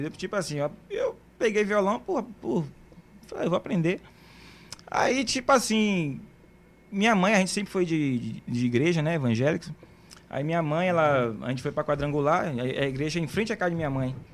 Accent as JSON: {"language": "Portuguese", "town": "Santo Amaro", "region": "Bahia", "country": "Brazil", "tie": "born or raised there", "also_born_or_lived": "São Francisco do Conde", "said": "mas eu não nasci em Camaçari, eu sou de Santa Amaro. Nasci em Santa Amaro. Morei 11 anos em São Francisco do Conde, num povoadozinho chamado Campinas."}